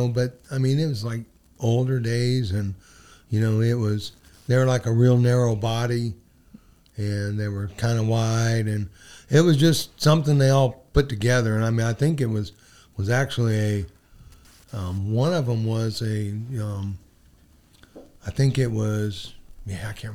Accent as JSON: {"language": "English", "town": "Salinas", "region": "California", "country": "United States", "tie": "born or raised there", "also_born_or_lived": "Carmel, California", "moved": "as an adult", "lives_now": "North Carolina, United States", "said": "I was born in Carmel, but, you know, got raised in Salinas"}